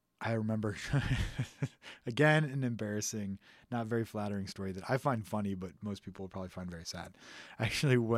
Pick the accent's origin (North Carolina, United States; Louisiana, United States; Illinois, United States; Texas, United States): Texas, United States; a suburb outside of Houston; I grew up in Texas, in a suburb outside of Houston.